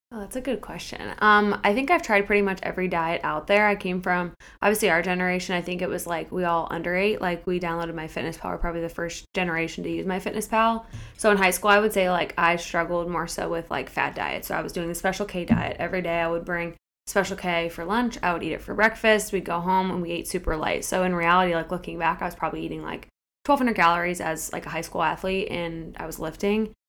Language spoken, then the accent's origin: English; Akron, Ohio, United States; moved away as an adult; also born or lived in Kent, Ohio / Cleveland, Ohio / Columbus, Ohio; I am from Akron, Ohio, in the Portage Lakes areas